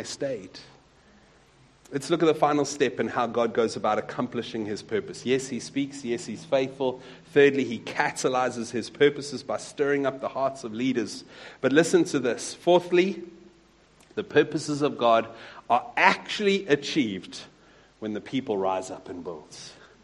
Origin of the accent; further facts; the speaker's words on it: Wellington, Western Cape, South Africa; I grew up in a small town not too far from here called Wellington, in the Arc van die Boland